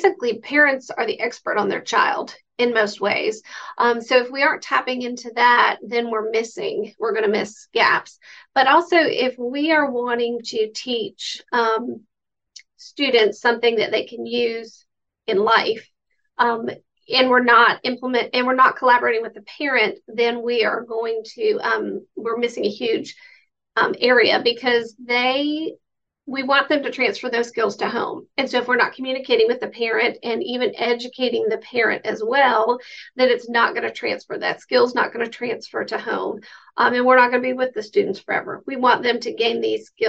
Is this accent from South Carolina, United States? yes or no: yes; South Carolina, United States; I am from South Carolina. You can tell by my accent.